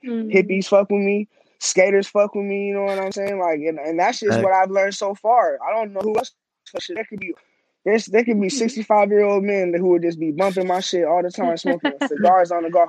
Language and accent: English; Glendale, Arizona, United States; I grew up on 52nd Avenue in Maryland. Yeah, right there next to Rose Lane. I've lived in Glendale, like, my whole entire life.